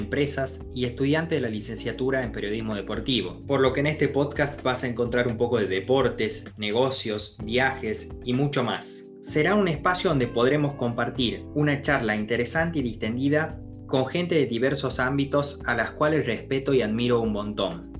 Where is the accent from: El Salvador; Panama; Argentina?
Argentina; Tucumán; moved away as an adult; now in London, United Kingdom; Soy un argentino, más precisamente de la provincia de Tucumán, pero actualmente me encuentro en Londres